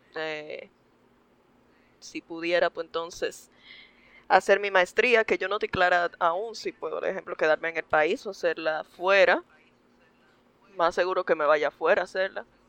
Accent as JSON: {"language": "Spanish", "town": "Santo Domingo", "region": "Distrito Nacional", "country": "Dominican Republic", "tie": "born or raised there", "said": "Yo nací en Santo Domingo, República Dominicana."}